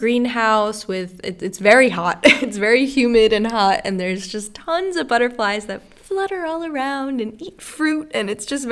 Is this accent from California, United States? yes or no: no; New York, United States; now in Kiel, Germany; I'm from New York